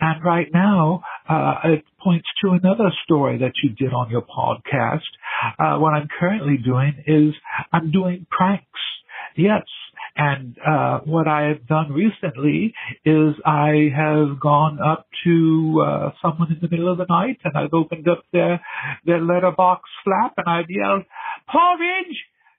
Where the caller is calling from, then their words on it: England, United Kingdom; I'm calling from England. I'd like to identify myself as one of your blind listeners.